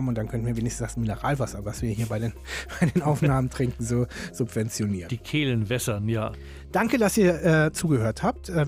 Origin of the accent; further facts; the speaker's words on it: Berlin, Germany; Andreas ist Hamburger, ich bin Berliner.